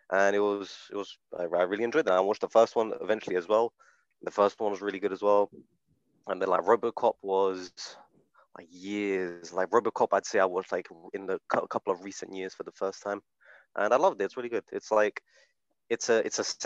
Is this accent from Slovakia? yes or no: yes; Slovakia; now I'm from Slovakia as well